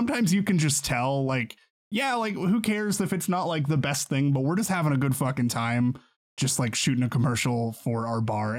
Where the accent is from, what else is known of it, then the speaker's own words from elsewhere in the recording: Kansas, United States; I've lived in Kansas my whole life.